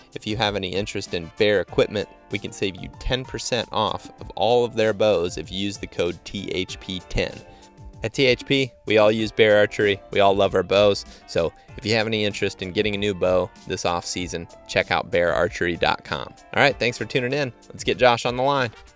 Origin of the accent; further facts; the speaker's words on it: Ohio, United States; had grown up in my hometown and really only ever been in, you know, a couple different areas of Ohio